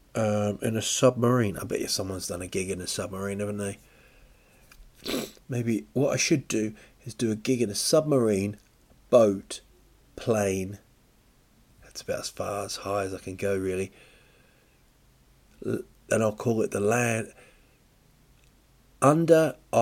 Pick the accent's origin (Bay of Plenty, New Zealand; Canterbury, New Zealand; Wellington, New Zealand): Bay of Plenty, New Zealand; Rotorua; moved away; also born or lived in England; It's in Rotorua. It's my hometown, really. I was born in England, but this is where I went to school and stuff in New Zealand.